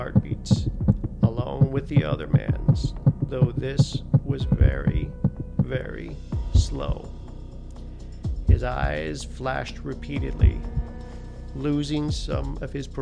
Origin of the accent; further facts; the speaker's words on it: Canada; moved away; I was born in Canada, moved here a little over 20 years ago